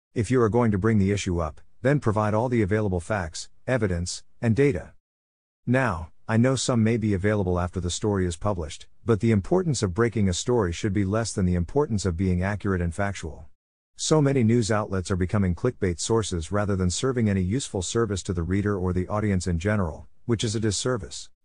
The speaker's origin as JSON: {"language": "English", "region": "New Jersey", "country": "United States", "tie": "born or raised there", "said": "I am from New Jersey"}